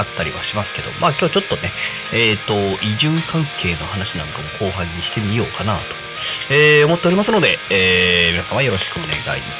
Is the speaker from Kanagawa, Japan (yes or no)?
yes; Yokohama, Kanagawa, Japan; moved away as an adult; now in Tako, Japan; 横浜に私も生まれ育った人間ではあるし